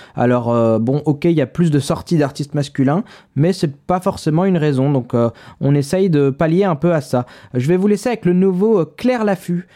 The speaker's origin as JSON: {"language": "French", "town": "Paris", "region": "Île-de-France", "country": "France", "said": "moi, je suis parisien"}